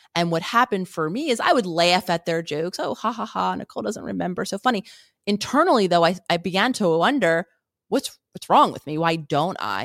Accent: Philadelphia, Pennsylvania, United States; I grew up in Philadelphia

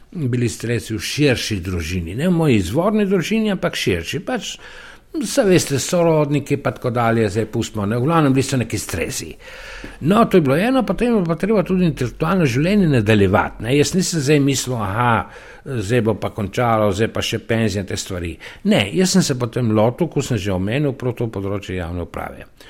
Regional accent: Soča Valley, Slovenia; moved away as an adult; also born or lived in Ljubljana; now in Vrhpolje pri Vipavi, Slovenia; iz Goričana, iz Soške doline, srednje Soške doline

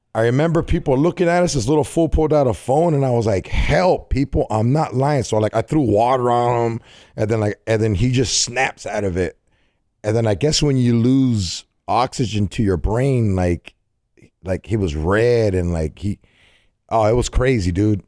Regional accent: California, United States; I'm from Cali

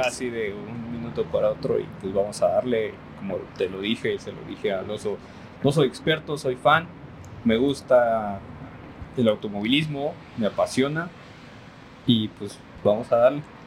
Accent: Mexico; somos mexicanos

